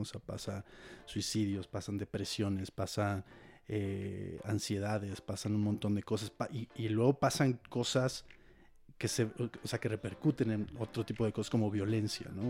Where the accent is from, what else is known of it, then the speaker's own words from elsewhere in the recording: Querétaro, Mexico; moved away as an adult; now in Mexico City, Mexico; yo soy de Querétaro